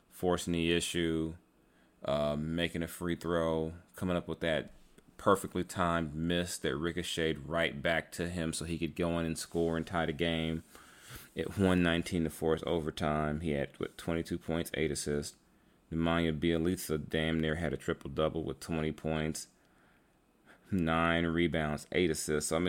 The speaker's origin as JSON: {"language": "English", "country": "Bahamas", "tie": "born or raised there", "said": "Growing up in the Bahamas, Kobe was that guy who made you believe. He helped me get out."}